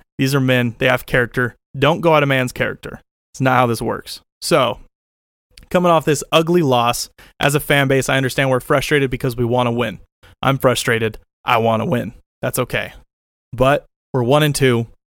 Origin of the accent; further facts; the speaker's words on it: Oakland, California, United States; I grew up in Oakland Coliseum almost every game I went to as a kid yelling for the backup to come off the bench